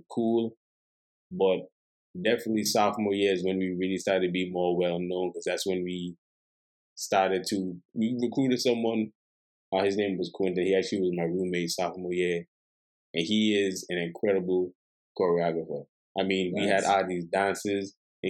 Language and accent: English; U.S. Virgin Islands; oh, I'm from St. Thomas.